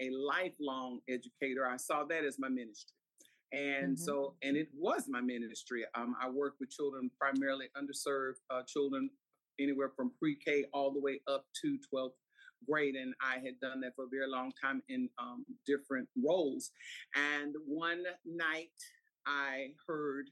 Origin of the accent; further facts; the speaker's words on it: Houston, Texas, United States; I'm a native Houstonian. And for those who know, I was born and raised in Third Ward, Herman Hospital.